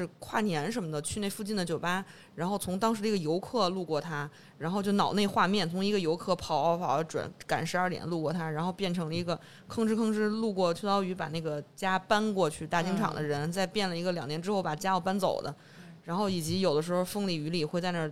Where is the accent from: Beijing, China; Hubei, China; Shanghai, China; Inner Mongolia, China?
Beijing, China; accent: Beijing; 我作为一北京人，我可能小时候在朝阳区长大，然后后来都在东城待的比较多。